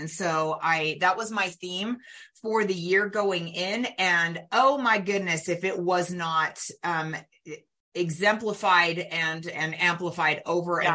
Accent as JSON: {"language": "English", "region": "California Bay Area", "country": "United States", "tie": "born or raised there", "said": "I was born in the California Bay Area in the late 1960s"}